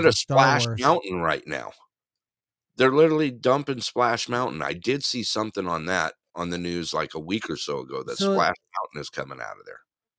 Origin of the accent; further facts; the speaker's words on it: Big Bear Lake, California, United States; growing up in Big Bear